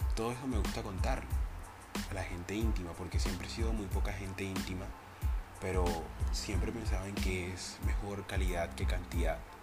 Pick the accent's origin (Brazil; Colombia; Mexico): Colombia; Cartagena, Bolívar; soy colombiano, soy cartagenero